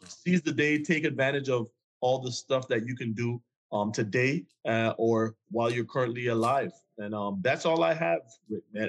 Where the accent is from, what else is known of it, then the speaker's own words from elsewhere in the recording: Jamaica; I'm from Jamaica